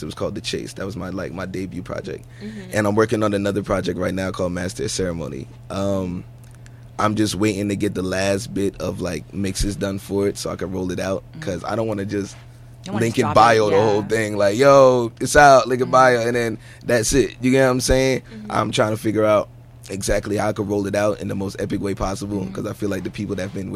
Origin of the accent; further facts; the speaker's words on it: East Orange, New Jersey, United States; I'm from East Orange, New Jersey, better known as Ill Town to the locals around there